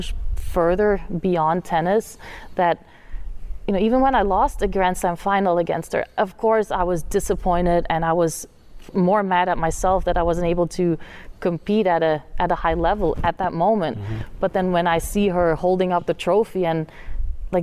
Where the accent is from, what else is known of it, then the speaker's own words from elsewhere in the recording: Flanders, Belgium; English is a second language; moved away as an adult; now in United States; my hometown in Belgium that has about 10,000 people